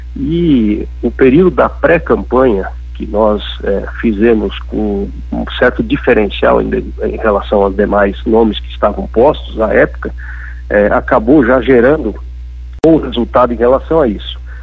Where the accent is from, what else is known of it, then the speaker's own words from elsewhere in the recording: Faxinal dos Guedes, Santa Catarina, Brazil; Eu sou, é, de Faxinaldos Guedes, uma cidade de doze mil habitantes. Meu pai foi quatro vezes prefeito